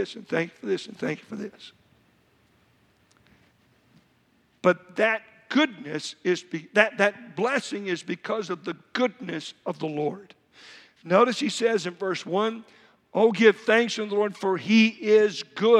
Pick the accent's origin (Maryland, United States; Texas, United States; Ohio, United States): Texas, United States; I'm from Texas